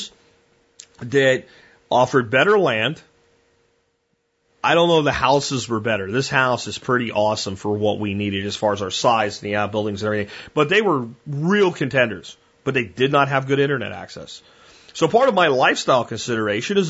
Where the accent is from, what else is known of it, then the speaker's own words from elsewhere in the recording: Pottsville, Pennsylvania, United States; also born or lived in Minersville, Pennsylvania; I did my teenage years of growing up in Pottsville and Minersville, Pennsylvania